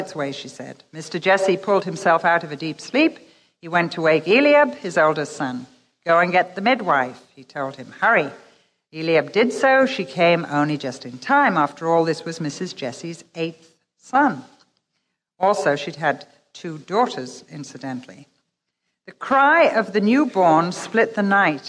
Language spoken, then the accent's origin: English; England, United Kingdom; we're English